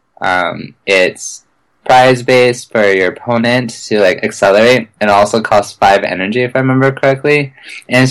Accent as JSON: {"language": "English", "area": "the Northwest", "region": "Pacific Northwest", "country": "United States", "said": "we're both from the Northwest"}